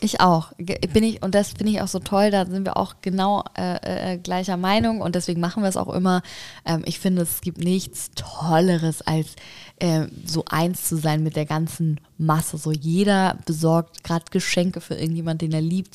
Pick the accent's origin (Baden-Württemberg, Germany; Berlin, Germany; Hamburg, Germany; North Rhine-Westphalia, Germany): Hamburg, Germany; in der Leisthalle hier bei uns in Hamburg